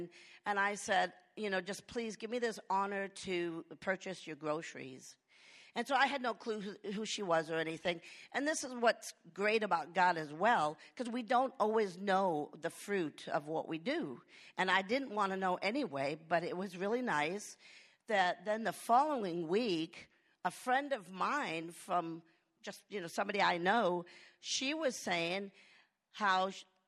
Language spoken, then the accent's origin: English; Lakeway, Texas, United States; hey, I'm from Lakeway.